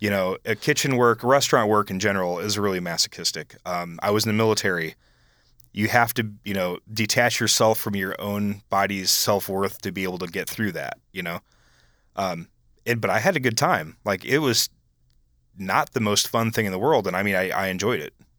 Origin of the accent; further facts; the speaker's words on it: Iowa, United States; I was from Iowa